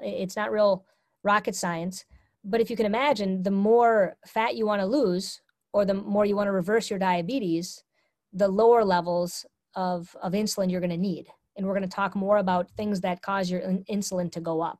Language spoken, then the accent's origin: English; Minnesota, United States; I was brought up in a culture where I'm from Minnesota